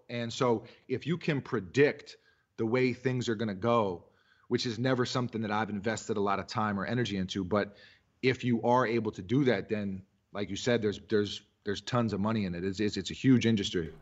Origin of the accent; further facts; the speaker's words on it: New York City, New York, United States; also born or lived in Massachusetts; I'm from New York City